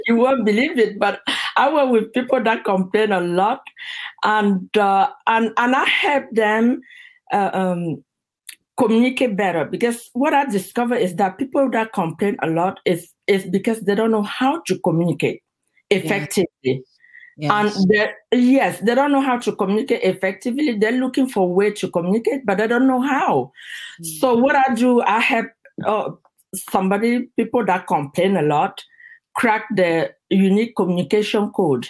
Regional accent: Cameroon; moved away as an adult; now in United States; back in my country, in Cameroon. I'm originally from Cameroon

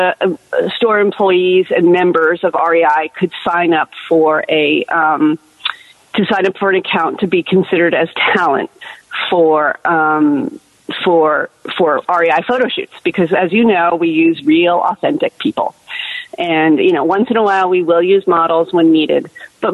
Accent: Los Angeles, California, United States; moved away as an adult; now in Seattle, United States; I was from Los Angeles and I owned a house

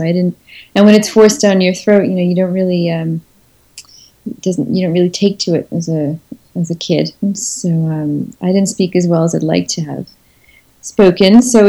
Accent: Montreal, Quebec, Canada; moved away as an adult; now in Provence, France; I think it does confuse them that I'm from Montreal.

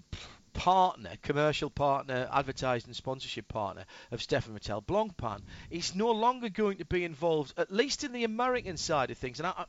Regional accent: the north of England, United Kingdom; I'm from the north

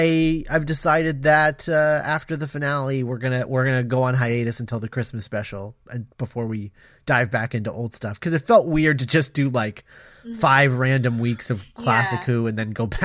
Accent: United States; we are American.

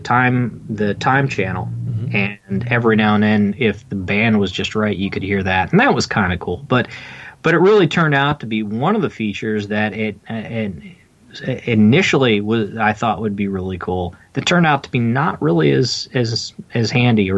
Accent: Pennsylvania, United States; also born or lived in Washington, DC area; now in Washington DC area, United States; I'm in the DC area, but I'm originally from Pennsylvania. My family's from up there

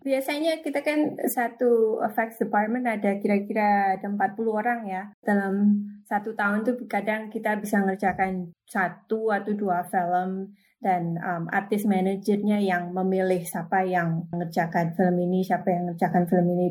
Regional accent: Indonesia; moved away as an adult; also born or lived in Sumatra / Surabaya, East Java / New York; now in California, United States; dulu saya tinggalnya lahirnya di Sumatera terus sekolah di Upaya, di Surabaya

